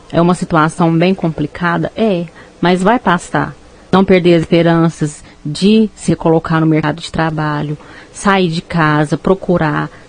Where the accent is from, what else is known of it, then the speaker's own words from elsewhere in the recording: Uberaba, Minas Gerais, Brazil; now in Rio Paranaíba, Brazil; …, que eu estou começando a atender aqui agora no Rio Paranaíba. É, eu não sou daqui, eu sou de Uberaba